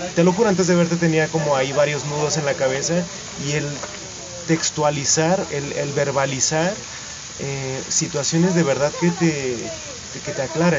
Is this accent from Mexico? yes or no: yes; Mexico; Y hay algo que siempre me regresa a la comunidad dancística en México